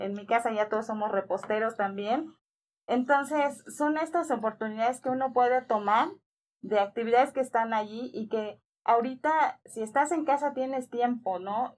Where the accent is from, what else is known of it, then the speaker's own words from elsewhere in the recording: Yucatán, Mexico; moved away; en mi tierra, en Yucatán